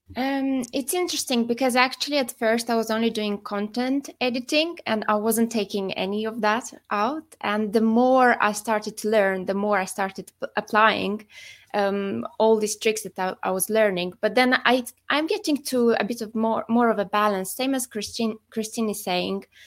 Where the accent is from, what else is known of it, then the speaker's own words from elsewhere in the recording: Moldova; moved away; I'm originally from the Republic of Moldova, but I've been living abroad for quite a few years